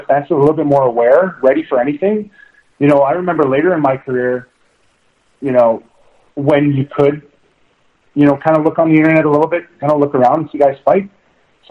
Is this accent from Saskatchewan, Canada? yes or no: yes; Saskatchewan, Canada; I'm from Saskatchewan.